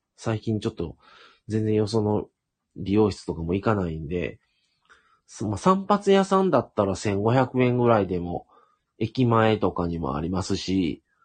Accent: Shiga, Japan; 僕はもともと、あの、滋賀県生まれがあって

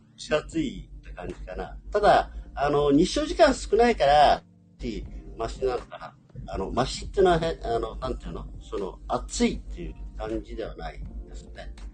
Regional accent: Okinawa, Japan; 僕ら沖縄の人間って結構あのスコールみたいな熱帯の雨慣れてんですけど、

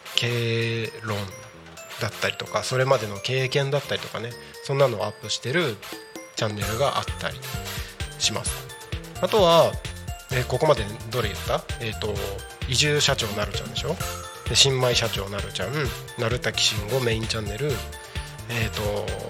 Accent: Takko, Aomori, Japan; moved away; also born or lived in Tako, Chiba; 僕の地元青森県田子町

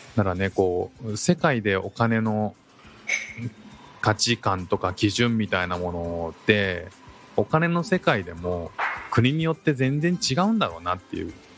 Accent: Japan; now in Singapore; 我々日本人

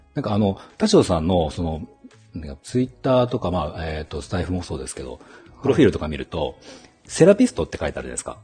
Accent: Shinshiro, Aichi, Japan; also born or lived in Toyohashi / Okazaki; 愛知県出身

